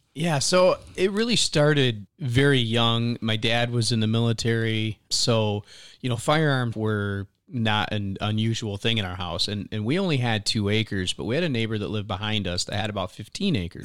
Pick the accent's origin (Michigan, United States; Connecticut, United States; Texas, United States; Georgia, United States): Michigan, United States; moved away; growing up in Michigan hunting and fishing.